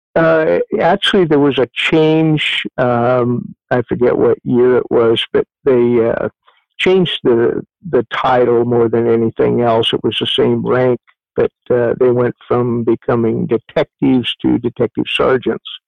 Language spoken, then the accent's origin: English; Eugene, Oregon, United States; moved away as an adult; also born or lived in Ashland, Oregon; was raised in Eugene, Oregon, for the better part of my life until uh, after high school